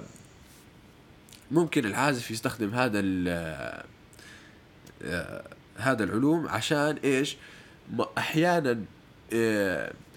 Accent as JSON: {"language": "Arabic", "country": "Jordan", "tie": "born or raised there", "moved": "as an adult", "said": "مواليد الاردن ويعني سكان الاردن ل 18 سنه"}